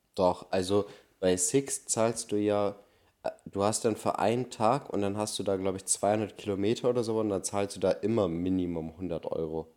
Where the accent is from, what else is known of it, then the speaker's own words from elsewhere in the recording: Germany; Ich bin Deutscher